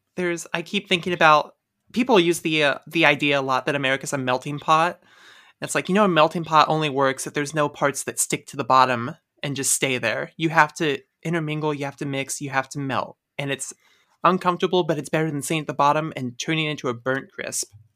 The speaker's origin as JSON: {"language": "English", "region": "Midwest", "country": "United States", "said": "I'm from the Midwest."}